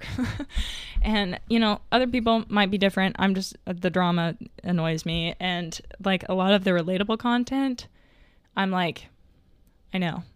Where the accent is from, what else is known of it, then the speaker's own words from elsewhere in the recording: Arkansas, United States; I'm from Arkansas